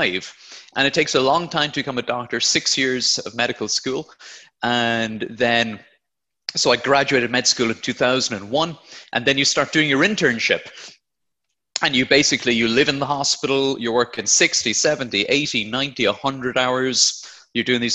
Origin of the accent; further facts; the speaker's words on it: Blarney, Munster, Ireland; moved away as an adult; now in United Kingdom; I'm from Blarney in County Cork, but moved over to the UK about 10 years ago now